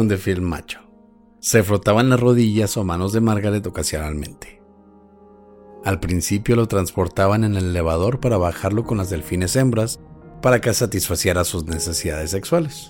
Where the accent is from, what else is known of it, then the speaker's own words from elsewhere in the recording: Chihuahua, Mexico; somos chihuahuenses